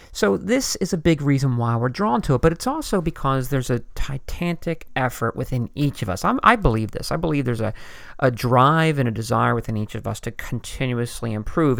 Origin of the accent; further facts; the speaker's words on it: Philadelphia, Pennsylvania, United States; I'm from the Philadelphia area